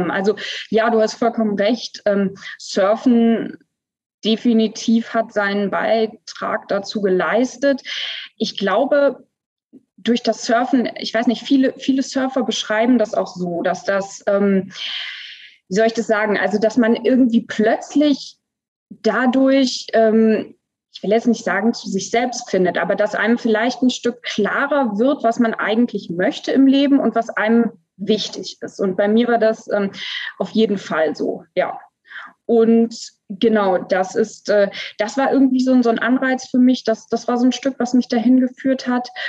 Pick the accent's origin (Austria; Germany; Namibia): Namibia; ich bin aber als, als Säugling, also mit ja. ein paar Wochen dorthin. Genau, also ich kann mich quasi an, an keine Zeit vor Namibia erinnern, sozusagen, genau.